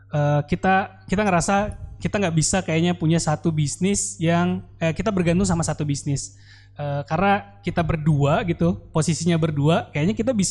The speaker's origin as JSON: {"language": "Indonesian", "town": "Palembang", "region": "South Sumatra", "country": "Indonesia", "moved": "yes", "lives_now": "Bandung, Indonesia", "said": "saya yang perantau dari Palembang akhirnya memutuskan untuk tinggal di Bandung."}